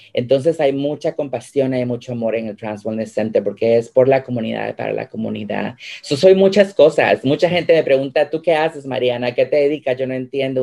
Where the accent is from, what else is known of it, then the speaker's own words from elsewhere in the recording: Guatemala; now in United States; yo soy guatemalteca, soy una mujer emigrante